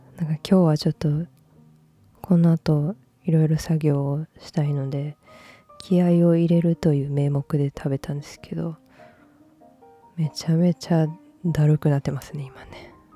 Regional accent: Osaka, Japan; accent: Kansai dialect; moved away; 私は大阪出身なので

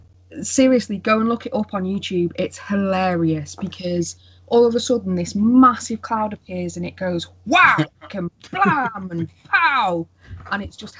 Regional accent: Wales, United Kingdom; accent: plastic scouser; moved away; I grew up in Wales

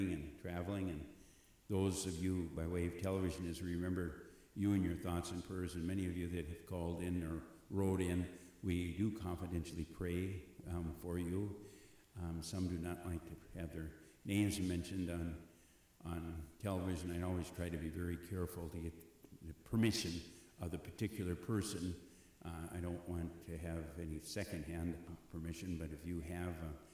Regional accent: Eagle Bend, Minnesota, United States; I grew up near Eagle Bend, was near Bertha Ricetown, and that was the first appointment that I had just a few miles down the road from my hometown

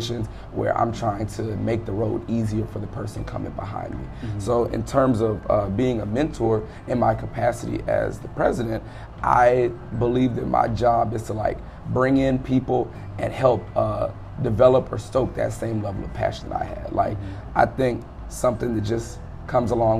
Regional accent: Prairieville, Louisiana, United States; moved away as an adult; now in Atlanta, United States; I'm from Prairieville, Louisiana, which is about 8 hours away from where we are right now.

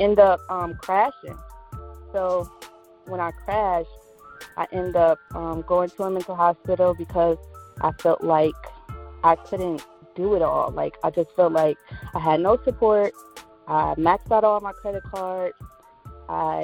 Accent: Cleveland, Ohio, United States; I'm from Cleveland, Ohio

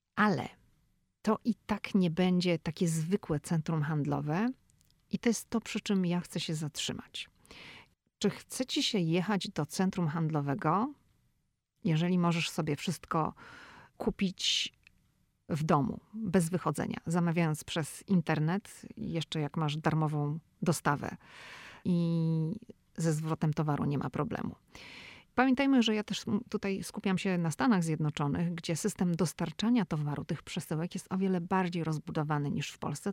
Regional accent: Szczecin, West Pomeranian Voivodeship, Poland; moved away as an adult; now in United States; ja pochodzę ze Szczecina

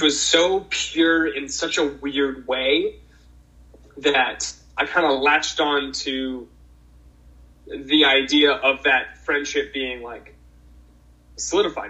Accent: Boston, Massachusetts, United States; moved away; also born or lived in Pacific Northwest; I grew up in Boston, Massachusetts

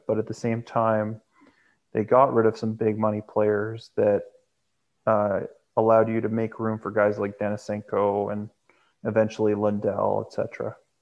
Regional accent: Canada; I am Canadian

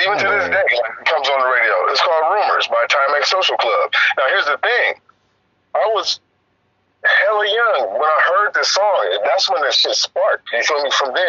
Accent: Oakland, California, United States; I'm from East Oakland, so we don't listen to no fucking … and shit.

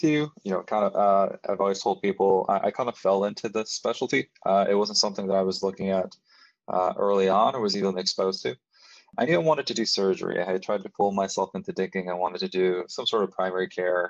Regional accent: Mexico; now in United States; I grew up from a family of immigrants. So I'm actually from Mexico. I'm a DACA recipient.

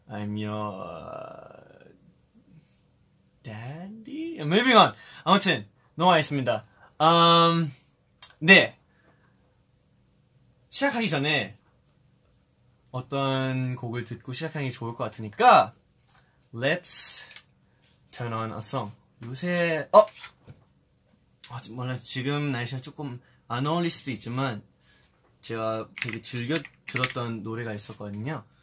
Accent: Australia; now in South Korea; 저는 이제 또 호주에서 왔었잖아요. 그래서 호주에 있었던 일들 아니면 여기로 온 계기나

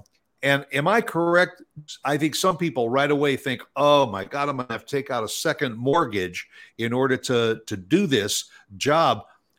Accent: Midwest, United States; also born or lived in South Florida; now in Texas, United States; I grew up in the Midwest, and then I spent some time in South Florida. Then when we moved here to Texas

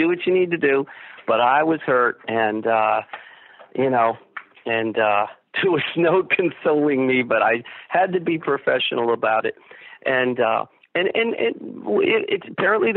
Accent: Bridgeport, Connecticut, United States; a house I grew up in on Garfield Avenue in Bridgeport

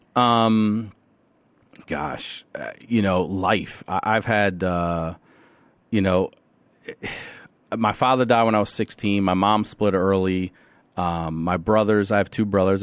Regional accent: Carroll County, Maryland, United States; also born or lived in Baltimore, Maryland; I grew up in a place called Carroll County, Maryland, right out, out outside the city

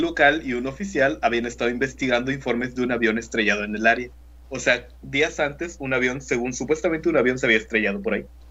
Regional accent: Mexico; also born or lived in Tampico, Tamaulipas; Nosotros somos de México.

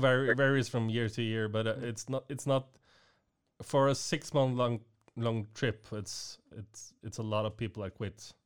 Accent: Norway; I came from Norway

